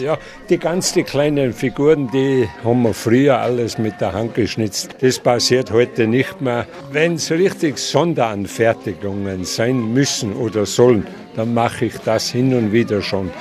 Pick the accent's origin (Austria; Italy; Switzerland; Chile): Austria; Großarl, Salzburg; Ich bin gebürtiger Großaler und schnitze schon seit 1971